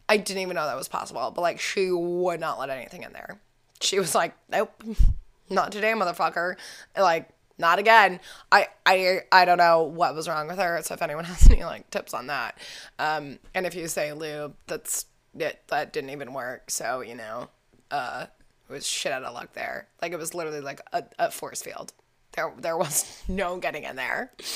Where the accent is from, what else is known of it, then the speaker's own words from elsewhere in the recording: Falls Church, Virginia, United States; I grew up outside of Washington, D C, in a small little town called Falls Church